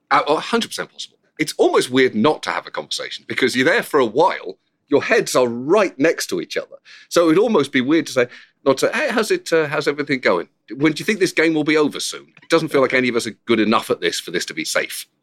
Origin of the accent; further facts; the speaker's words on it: United Kingdom; accent: British; moved away; also born or lived in Bedford; I'm British